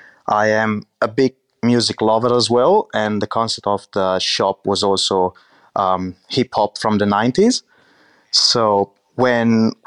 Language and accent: English; Medolla, Emilia-Romagna, Italy; So I grew up in Medola, which is a really small town about 30 minutes from Modena and 30 minutes from Bologna. It's a really, how can I say, countryside kind of town.